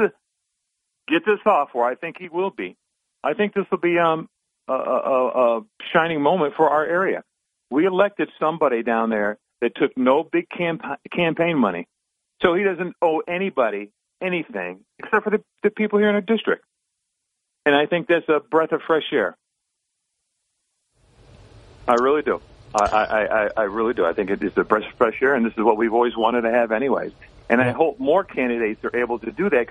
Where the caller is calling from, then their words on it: Binghamton, New York, United States; calling from Binghamton